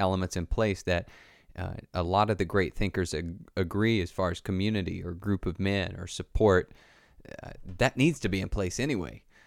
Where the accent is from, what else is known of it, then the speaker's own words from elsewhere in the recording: the Bible Belt in the South, United States; I grew up in the Bible Belt in the South